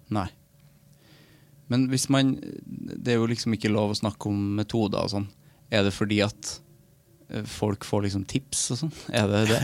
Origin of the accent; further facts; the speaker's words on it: Namdalen, Trøndelag, Norway; moved away; min lokalavisa hjemme i Namdalen